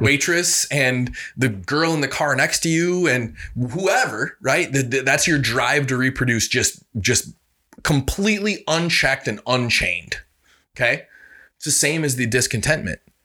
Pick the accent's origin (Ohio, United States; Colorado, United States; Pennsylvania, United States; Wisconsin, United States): Wisconsin, United States; Reedsburg; I'm from Reedsburg, Wisconsin. We used to be the butter capital of the world